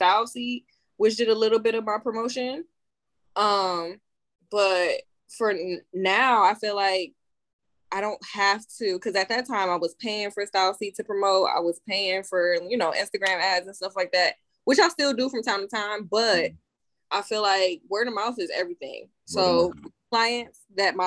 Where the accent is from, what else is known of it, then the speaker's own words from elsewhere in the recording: Cleveland, Ohio, United States; moved away as an adult; now in Phoenix, United States; I'm from Cleveland, Ohio